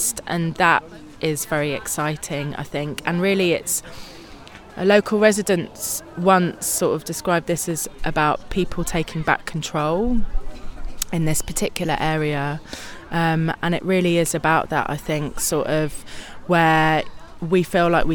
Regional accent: London, United Kingdom; moved away as an adult; now in Hanley, United Kingdom; I'm from London, South East London.

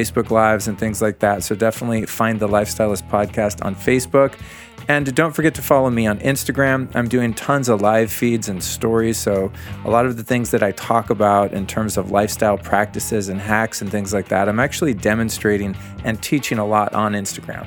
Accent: Aspen, Colorado, United States; also born or lived in Denver, Colorado; my hometown of Aspen, Colorado

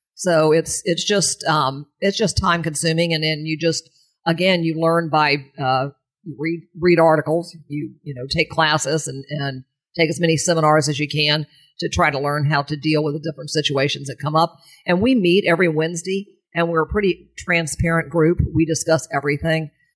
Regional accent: St. Petersburg, Florida, United States; also born or lived in New York City; came here when I was two years old

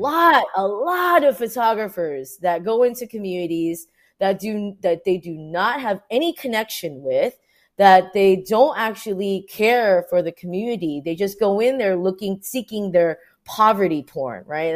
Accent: Orange County, California, United States; now in New York, United States; I was born and raised in Orange County, my parents were Vietnamese refugees

